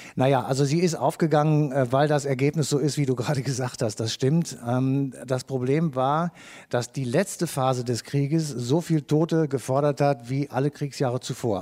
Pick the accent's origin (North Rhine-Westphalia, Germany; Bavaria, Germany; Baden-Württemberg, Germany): North Rhine-Westphalia, Germany; Cologne; wir kommen aus Köln